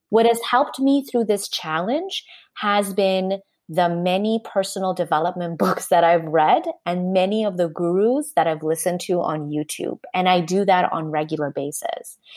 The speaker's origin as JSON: {"language": "English", "country": "Canada", "also_born_or_lived": "Japan", "said": "I'm Canadian"}